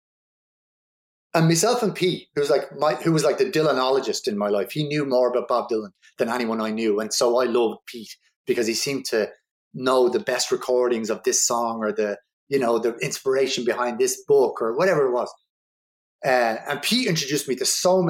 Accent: Dublin, Leinster, Ireland; I grew up in Ballymun

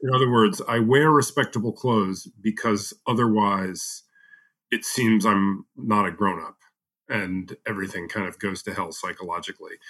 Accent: United States; as an American

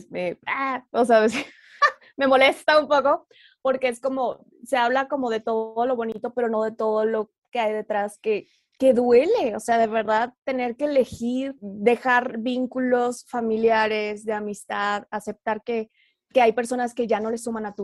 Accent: Oaxaca, Mexico; born there; also born or lived in Torreón / Monterrey; now in Mexico City, Mexico; nací en Oaxaca y ah, luego viví en Torreón y luego en Monterrey y ahora estoy viviendo en la Ciudad de México. Entonces, soy de toda, ah, sur, norte y centro.

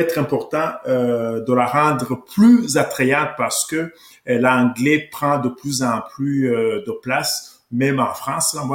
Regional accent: Rwanda; now in Canada; donc j'ai quitté le Rwanda en 1993, c'est un pays francophone et je me suis installé ici avec ma famille parce que on parle la langue française au Québec et au Canada

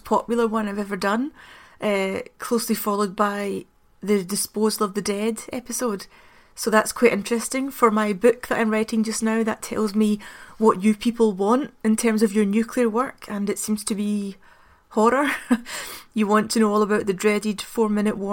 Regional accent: Glasgow, Scotland, United Kingdom; I'm from Glasgow, and often growing up in Glasgow it seems as though there's only the Catholic and the Protestant.

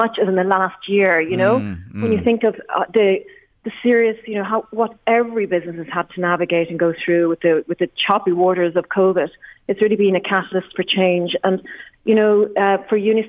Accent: Dundalk, Leinster, Ireland; I grew up in Dundalk as well, between the ages of sort of 11 and 18 or 20 or so.

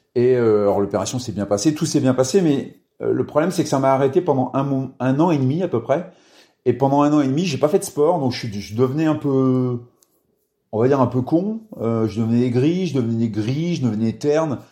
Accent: Orne, Normandy, France; also born or lived in Cambremer; je suis né dans l'Orne, dans un tout petit village.

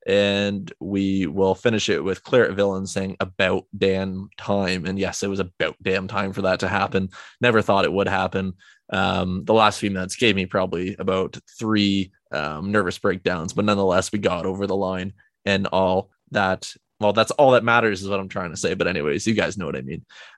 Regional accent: Sheffield, Yorkshire and the Humber, United Kingdom; born there; I was born in Sheffield, England on the 28th of May 1990.

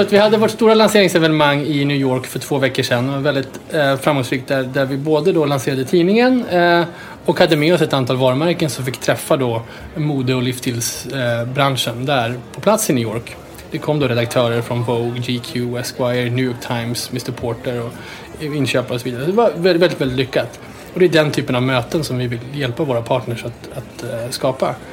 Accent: Sweden

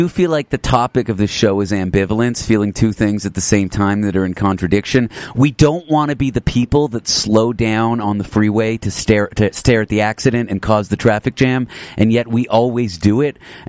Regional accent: Canada; accent: midway between US and Canadian; I'm from Canada, actually. It's a weird vibe going on there. I'm midway between a U.S. and Canadian accent.

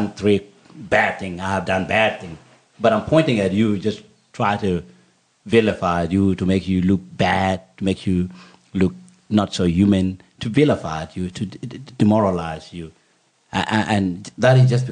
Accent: Bor, Jonglei, South Sudan; now in Australia; When we were coming from Bor, my hometown

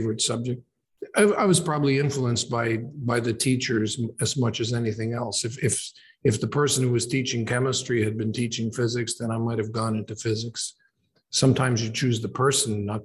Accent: Oshawa, Ontario, Canada; also born or lived in Toronto; So I was born in Toronto and then grew up in a place called Oshawa, which is about 40 kilometers east of Toronto.

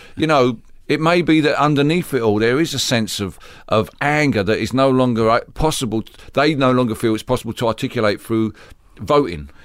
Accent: London, United Kingdom; I grew up in, uh, East London

